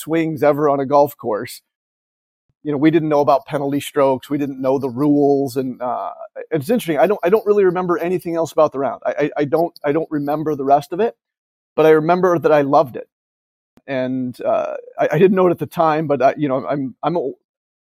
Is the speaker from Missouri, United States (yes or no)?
no; Chesterton, Indiana, United States; where I grew up in Chesterton